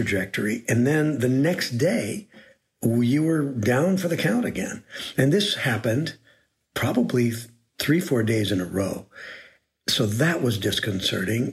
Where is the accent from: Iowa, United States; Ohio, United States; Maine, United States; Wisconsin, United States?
Wisconsin, United States; Green Bay; moved away as an adult; also born or lived in New Haven / Cambridge, Massachusetts / New York / Los Angeles; I was born in Green Bay, Wisconsin, and to a large family